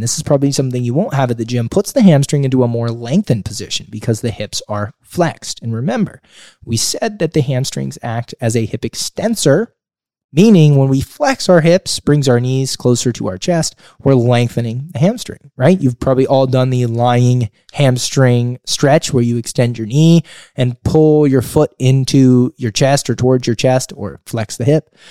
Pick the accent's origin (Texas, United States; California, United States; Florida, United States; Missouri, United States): California, United States; Sonora; also born or lived in Sonoma County, California; I was born and raised here. I grew up in a small mountain town, a rural community known as Sonora.